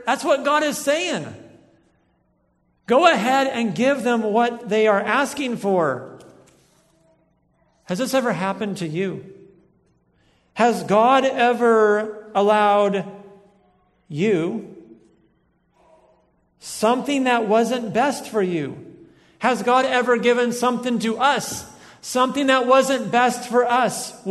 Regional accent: United States; I'm an American of the 21st century

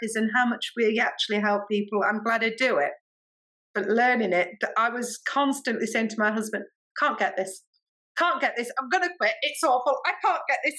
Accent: England, United Kingdom; I'm English. I'm British. I speak English

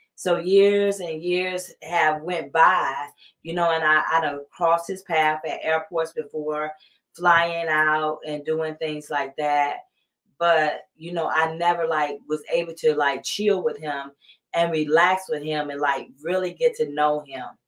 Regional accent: Columbus, Georgia, United States; moved away as an adult; now in California, United States; I'm from Columbus, Georgia, born and raised there

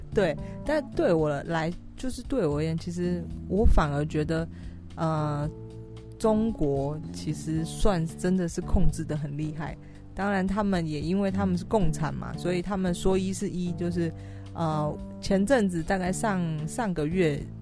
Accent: Taiwan; 我是台湾人

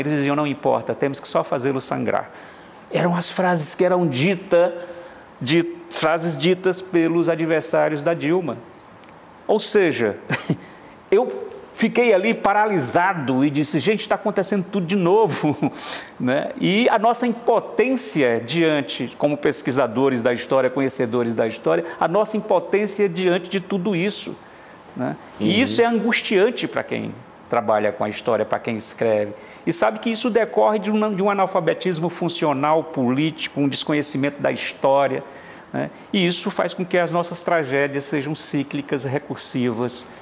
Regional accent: Fortaleza, Ceará, Brazil; Eu nasci em Fortaleza, de costas, portanto, para o sertão, nasci no litoral

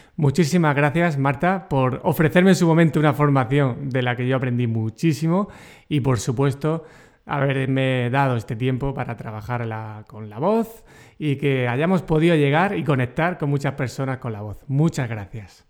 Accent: Region of Murcia, Spain; accent: murciano; yo soy, ya sabes, muy murciano y mi acento murciano

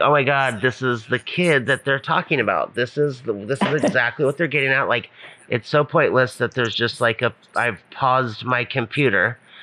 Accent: Hawaii, United States; I'm from Hawaii

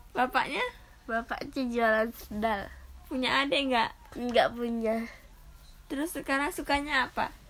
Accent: Palembang, South Sumatra, Indonesia; Saya berasal dari Palembang, Tugu Mulo, Pasar Belakang.

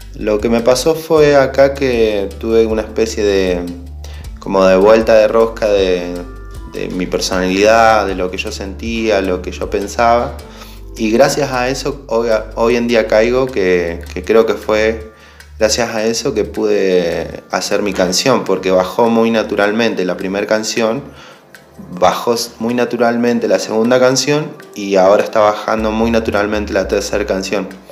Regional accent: San Carlos de Bariloche, Río Negro, Argentina; soy de Bariloche

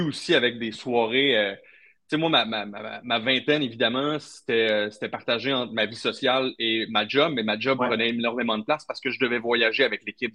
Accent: Trois-Rivières, Quebec, Canada; je viens de Trois-Rivières, enfin à Trois-Rivières, c'était hockey, hockey, hockey

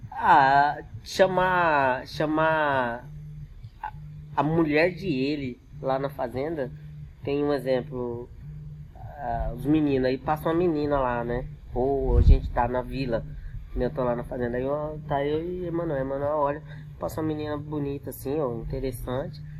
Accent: São Paulo, Brazil; moved away; Eu, na verdade, eu sou paulista, né? Uhum. Eu tô no Mato Grosso há 20 anos.

